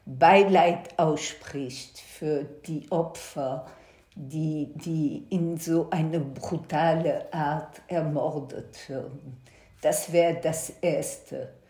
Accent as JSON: {"language": "German", "town": "Antwerp", "region": "Flanders", "country": "Belgium", "tie": "born or raised there", "said": "ich bin in Belgien geboren, in 1955, äh, habe eine jüdische Schule in Antwerpen besucht und habe als Kind immer die Polizei vor meiner Schule gestehen."}